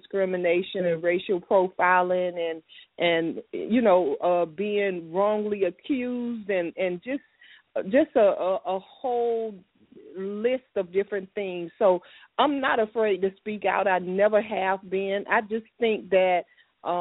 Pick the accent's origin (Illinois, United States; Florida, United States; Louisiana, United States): Florida, United States; Miami; I'm from Miami